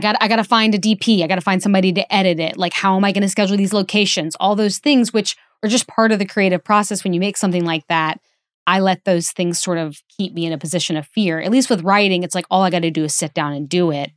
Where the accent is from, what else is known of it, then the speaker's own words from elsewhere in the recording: Alabama, United States; moved away; in a sold-out theater in Birmingham, Alabama, which is not my hometown, but my home state